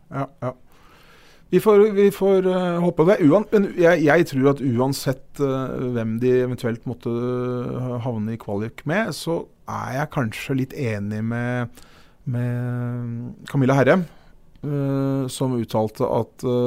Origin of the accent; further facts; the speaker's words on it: Siggerud, Akershus, Norway; vi er fra Sigrud begge